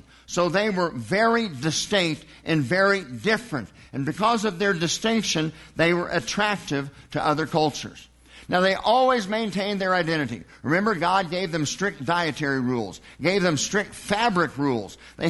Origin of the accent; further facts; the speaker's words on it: United States; I've got Irish background, Scotch background, probably some Indian, and probably 6 other things as well. But I'm just an American.